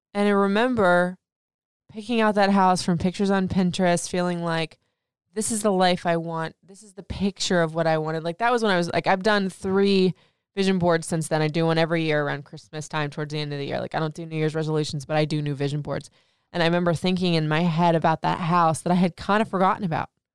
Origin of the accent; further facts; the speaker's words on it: Florida, United States; moved away as an adult; also born or lived in Michigan / Memphis / Nashville / Atlanta; now in Maryland, United States; I grew up in Florida, left Florida to go to Michigan, left Michigan to go to Memphis, Memphis to Nashville, Nashville to Atlanta, and Atlanta, now here in Maryland, D C, in the D M V area